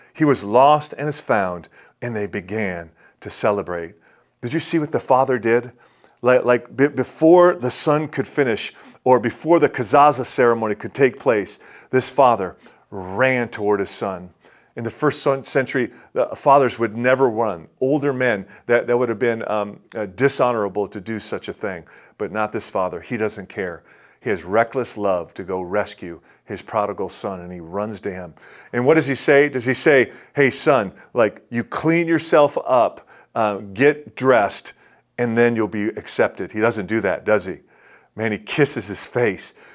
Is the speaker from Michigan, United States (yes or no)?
yes; Detroit, Michigan, United States; I'm from Detroit